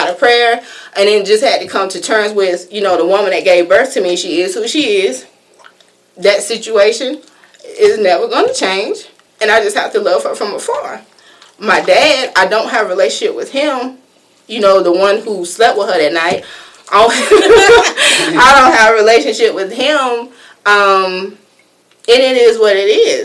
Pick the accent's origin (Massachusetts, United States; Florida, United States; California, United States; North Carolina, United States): Florida, United States; I grew up in Florida